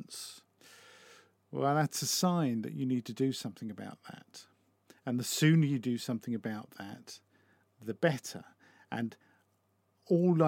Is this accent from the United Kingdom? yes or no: yes; United Kingdom; as a British person